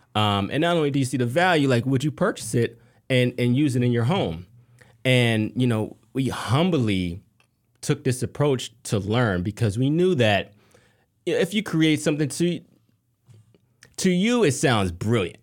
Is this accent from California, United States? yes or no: no; Harrisburg, Pennsylvania, United States; moved away; also born or lived in Atlanta; I'm from Harrisburg, Pennsylvania